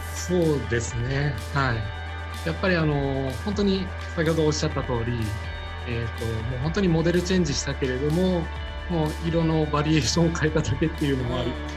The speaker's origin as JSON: {"language": "Japanese", "region": "Tokyo", "country": "Japan", "tie": "born or raised there", "said": "生まれも育ちも東京で"}